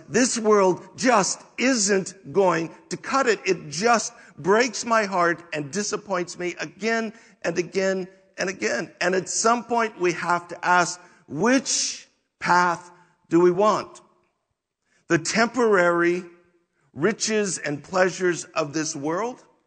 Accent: United States

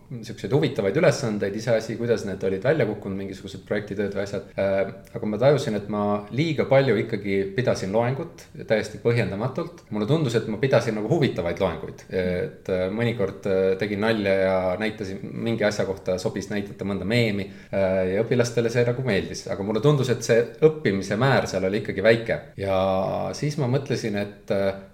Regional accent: Tallinn, Harju County, Estonia; also born or lived in Helsinki; õpetasingi Merivälja koolis, kus ma olin ise kunagi esimeses klassis õppinud

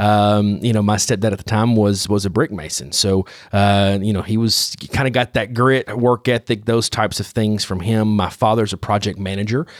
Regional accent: Paris, Tennessee, United States; I'm born and raised in Paris, Tennessee

